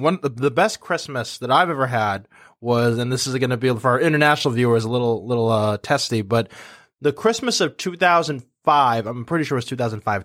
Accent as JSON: {"language": "English", "region": "Massachusetts", "country": "United States", "said": "we're from, you know, Massachusetts, like, we're from New England"}